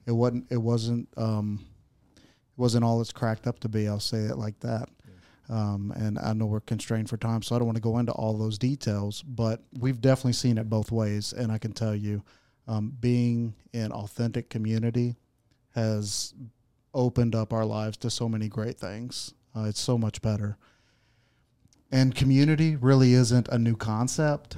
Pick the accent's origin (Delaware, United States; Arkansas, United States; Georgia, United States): Arkansas, United States; Searcy; also born or lived in Texas / Oklahoma; I'm I'm from, born and raised in Searcy.